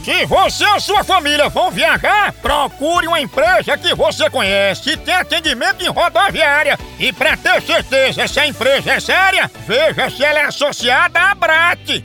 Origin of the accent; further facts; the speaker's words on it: Piripiri, Piauí, Brazil; Piripiri, essa é minha terra abençoada no meu Piauí!